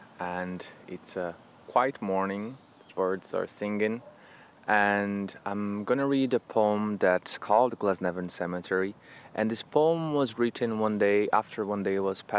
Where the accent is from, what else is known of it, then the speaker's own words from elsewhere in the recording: Brazil; moved away as an adult; now in Ireland; I'm originally from Brazil. I've been in Ireland for almost 7 years now.